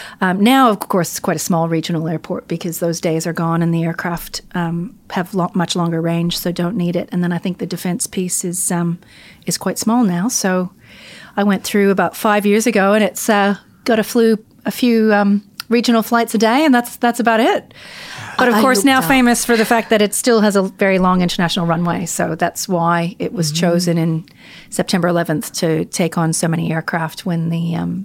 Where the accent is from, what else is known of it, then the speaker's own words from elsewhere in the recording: Gander, Newfoundland and Labrador, Canada; So I was born in Gander, Newfoundland, where my dad was an air traffic controller. My mother was a travel agent. My uncles were pilots. And I spent most of my time in Gander at the airport and in the tower with my dad.